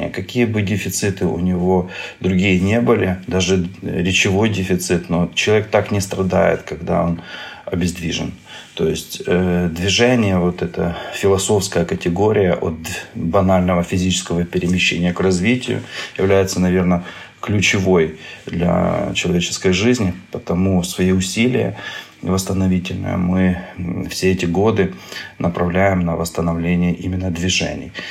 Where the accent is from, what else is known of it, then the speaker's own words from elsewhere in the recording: Ukraine; я из Украины, я доктор-нейрохирург